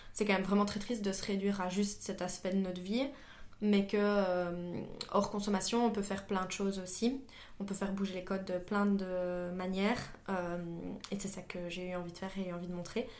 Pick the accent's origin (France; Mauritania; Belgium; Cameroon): Belgium; Liège, Wallonia; moi je suis liégeoise